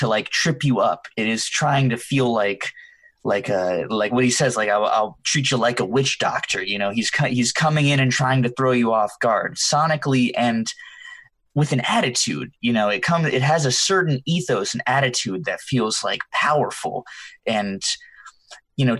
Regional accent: the South, United States; I'm Hispanic, but I was raised in the South

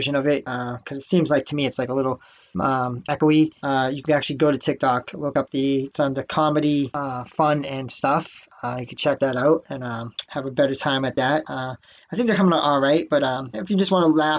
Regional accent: Boston, Massachusetts, United States; that's my hometown

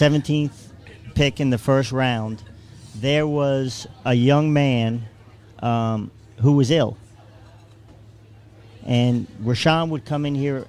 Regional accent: Long Island, New York, United States; moved away as an adult; also born or lived in Queens / Manhattan; now in Tuscaloosa, United States; Born in Queens, raised on Long Island, and moved here from Manhattan.

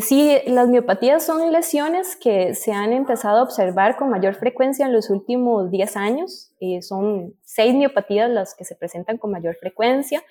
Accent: Costa Rica; aquí nosotros en mi país

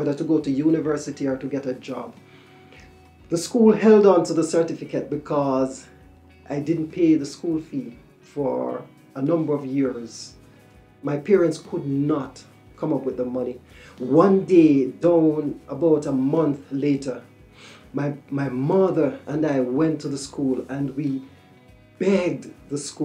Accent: Kingston, Jamaica; I was born in Kingston, Jamaica, in the late 70s.

